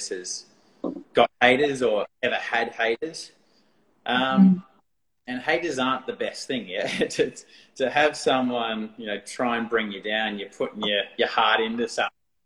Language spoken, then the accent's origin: English; Australia; accent: Australian; my Australian accent